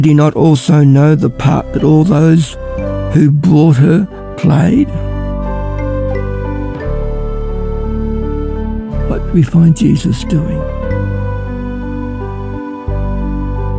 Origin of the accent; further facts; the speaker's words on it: Ballarat, Victoria, Australia; I'm from Ballarat